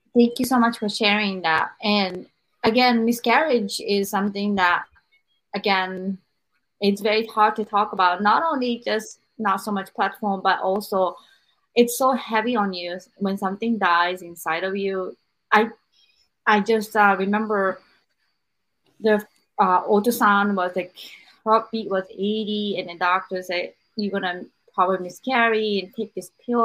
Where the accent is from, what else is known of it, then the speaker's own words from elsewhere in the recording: Japan; growing up in Japan